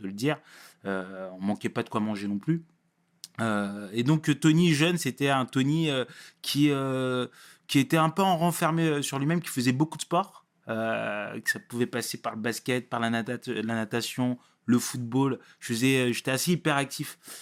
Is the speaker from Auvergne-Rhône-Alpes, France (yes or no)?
no; Sarcelles, Île-de-France, France; also born or lived in Paris; Non, je suis pas né à Sarcelles. Je suis né, à Paris, euh, Paris, euh, Paris 20e. Euh, mais j'ai vu qu'à Sarcelles bien, bien plus de 12 ans.